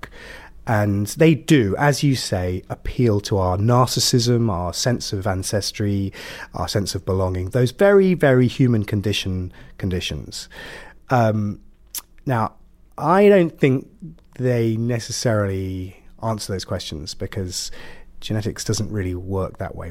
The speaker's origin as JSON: {"language": "English", "town": "Ipswich", "region": "East of England", "country": "United Kingdom", "moved": "yes", "said": "I'm from Suffolk"}